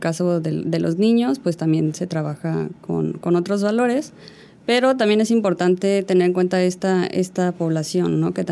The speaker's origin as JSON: {"language": "Spanish", "region": "Yucatán", "country": "Mexico", "said": "Claro, mira, yo en realidad soy yucateca, aunque no tenga el acento. Eh, no crecí aquí, pero bueno, eh, regresé para la universidad."}